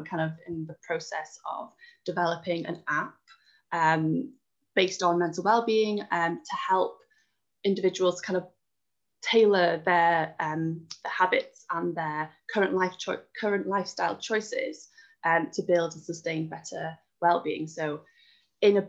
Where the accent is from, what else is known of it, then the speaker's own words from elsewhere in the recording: Wales, United Kingdom; moved away; I'm originally from Wales